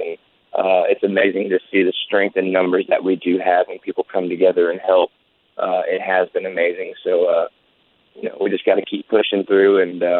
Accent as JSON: {"language": "English", "town": "Ormond Beach", "region": "Florida", "country": "United States", "tie": "born or raised there", "said": "growing up in Ormond Beach, Daytona Beach."}